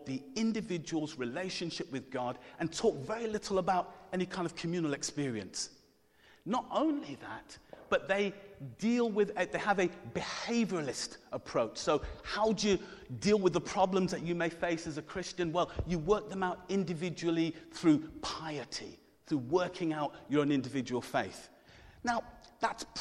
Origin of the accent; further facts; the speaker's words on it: Coventry, West Midlands, United Kingdom; I'm from Coventry